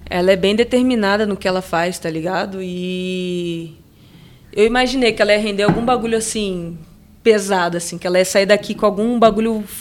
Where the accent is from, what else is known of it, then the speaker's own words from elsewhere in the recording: Salvador, Bahia, Brazil; born there; also born or lived in Santos / Itanhaém / Campinas / Macaé; now in São Paulo, Brazil; Nasci em Salvador, depois fui parar em Santos, depois Itanhaém, depois Campinas, aí depois sim Macaé. E aí eu fiquei em Macaé por um bom tempo.